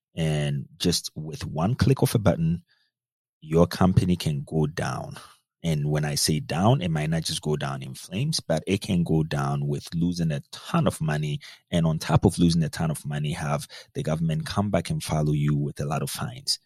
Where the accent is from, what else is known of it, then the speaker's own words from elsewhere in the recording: Ghana; moved away as an adult; also born or lived in North Dakota, United States; I grew up in Ghana, West Africa. Spent a lot of my time in Ghana. Went to the high school, I mean, everything up until high school in Ghana